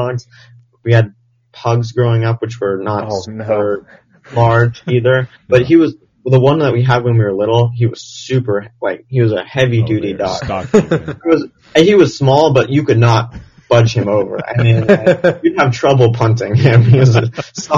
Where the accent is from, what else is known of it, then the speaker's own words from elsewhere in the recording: Redondo Beach, California, United States; I was born and raised right here in Southern California, in Redondo Beach